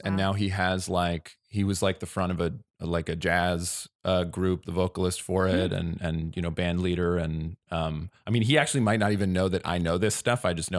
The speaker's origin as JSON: {"language": "English", "region": "New Jersey", "country": "United States", "tie": "born or raised there", "said": "I grew up in New Jersey."}